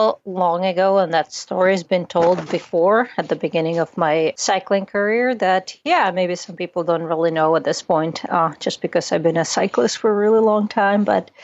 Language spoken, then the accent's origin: English; Czechia; born there; Yeah, I always joke around that I was born in Czechoslovakia, and then it split up. So now I'm just Czech, not Czechoslovakian.